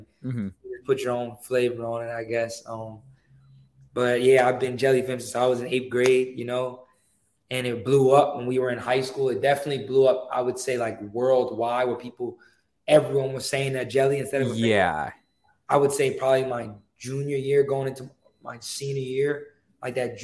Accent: New York, United States; I'm from New York

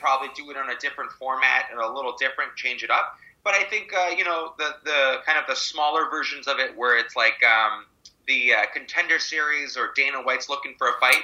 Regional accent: Mississauga, Ontario, Canada; also born or lived in Toronto; born in Toronto, raised in Mississauga

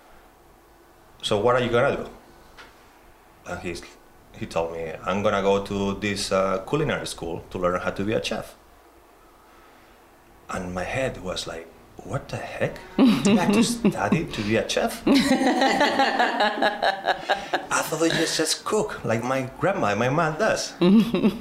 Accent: Spain; moved away; I'm from Spain

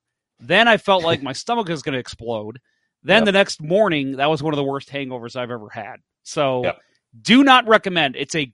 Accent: St. Charles, Missouri, United States; also born or lived in South County, St. Louis; now in St. Louis County, United States; I'm from St. Charles.

